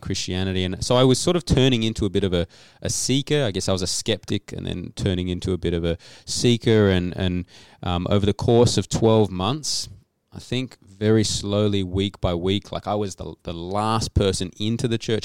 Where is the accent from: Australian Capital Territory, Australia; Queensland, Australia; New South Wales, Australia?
Australian Capital Territory, Australia; Canberra; moved away as an adult; now in Adelaide, Australia; we live in Adelaide. I've been in Adelaide for seven or eight years. Before that, I grew up in Canberra